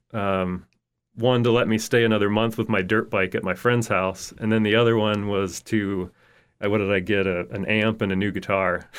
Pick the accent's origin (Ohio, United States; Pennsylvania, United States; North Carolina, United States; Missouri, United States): Pennsylvania, United States; Indiana; also born or lived in Michigan / Arizona; now in Fort Myers, United States; my hometown, Indiana, Pennsylvania, is also the hometown of Jimmy Stewart